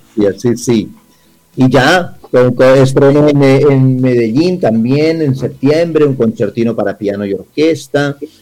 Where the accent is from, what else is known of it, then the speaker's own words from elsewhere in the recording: Spain; now in Colombia; como español llegado a Latinoamérica